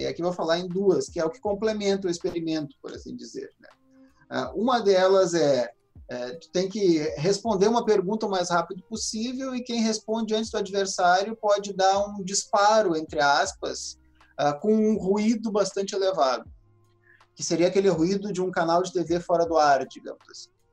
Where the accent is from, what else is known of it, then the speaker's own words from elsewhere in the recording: Rio Grande do Sul, Brazil; eu que sou aqui do Rio Grande do Sul